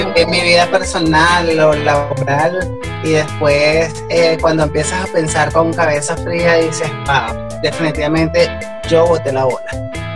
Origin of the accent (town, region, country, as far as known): Venezuela